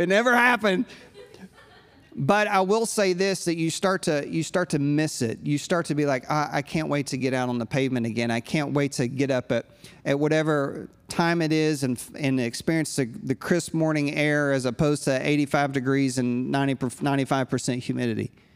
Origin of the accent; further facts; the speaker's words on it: United States; I'm a pastor from the States